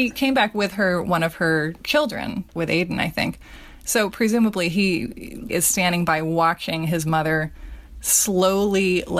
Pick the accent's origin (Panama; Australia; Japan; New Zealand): Australia; like try growing up in Australia and not writing about dingoes at some point in your curriculum.